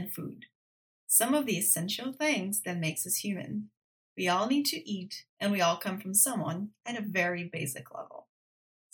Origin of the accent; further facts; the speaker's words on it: Brazil; moved away as an adult; now in United States; I was born and raised in Brazil